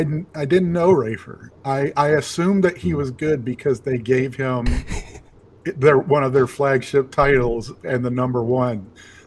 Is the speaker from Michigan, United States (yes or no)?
no; Jackson, Tennessee, United States; also born or lived in Selmer, Tennessee; I'm from Jackson, Tennessee, and even before that, we lived in a small town called Selmer